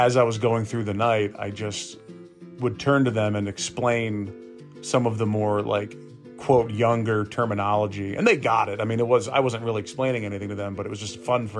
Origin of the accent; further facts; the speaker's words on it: Lawrenceville, Georgia, United States; also born or lived in Florida; now in Atlanta, United States; That's where I grew up.